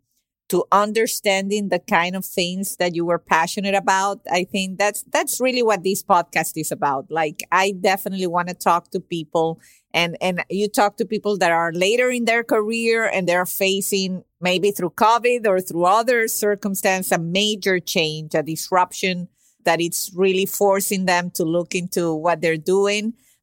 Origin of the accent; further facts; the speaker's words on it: Venezuela; moved away; I'm originally from Venezuela and I've been here for 24 years.